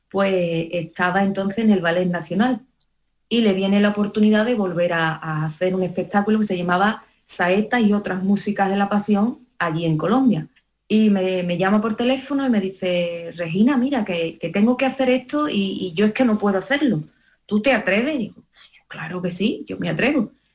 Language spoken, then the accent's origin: Spanish; Rociana del Condado, Andalusia, Spain; la Virgen de los Dolores de aquí, de mi pueblo de Rufiana del Condado